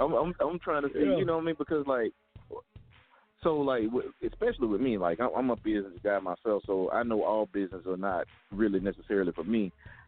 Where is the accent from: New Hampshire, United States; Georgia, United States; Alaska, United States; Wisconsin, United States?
Georgia, United States; Griffin; I'm from Griffin, so, you know, Kevin, you know where I'm from.